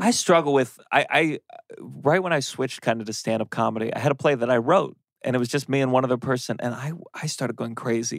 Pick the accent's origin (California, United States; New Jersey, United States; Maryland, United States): Maryland, United States; also born or lived in Harlem, New York City / Lower East Side, New York City; now in New York City, United States; I grew up in Maryland